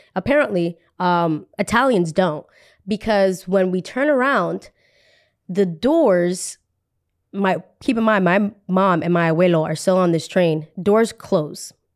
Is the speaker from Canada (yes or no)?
no; Colombia; also born or lived in New Jersey; we are from Colombia